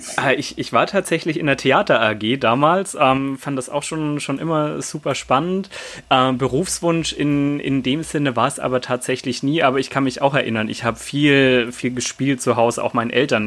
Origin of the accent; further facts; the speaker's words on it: Swabia, Germany; accent: Swabian; now in Hanover, Germany; komme aber, wie man hören kann, nicht aus, aus Norddeutschland, sondern bin Schwabe. Und ich frage mich, habe ich eine Chance, mit meinem schwäbischen Dialekt